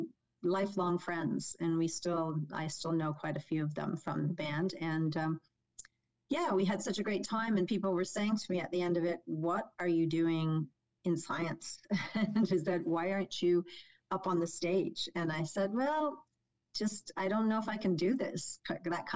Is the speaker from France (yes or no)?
no; Toronto, Ontario, Canada; born and raised in North York with my parents and two siblings